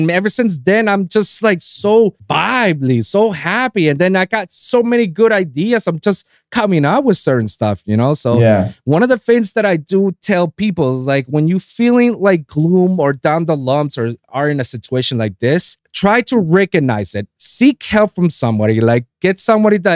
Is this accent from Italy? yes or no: no; Puerto Rico; now in South Florida, United States; I'm from Puerto Rico